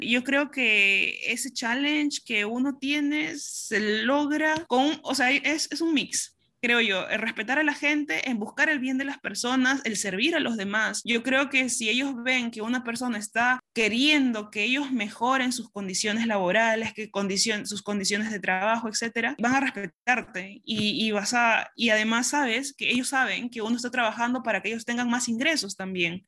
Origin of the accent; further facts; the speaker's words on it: Pisco, Ica, Peru; moved away as an adult; now in Shanghai, China; soy de Pisco, de Perú